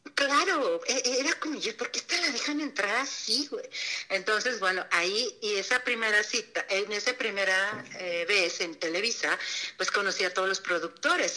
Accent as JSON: {"language": "Spanish", "town": "Torreón", "region": "Coahuila", "country": "Mexico", "tie": "born or raised there", "also_born_or_lived": "Mexico City", "moved": "as an adult", "said": "yo nací en Torreón"}